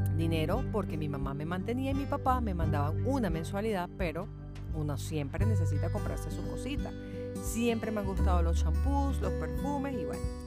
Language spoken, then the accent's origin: Spanish; Venezuela; así somos los venezolanos, siempre con ganas de echar para adelante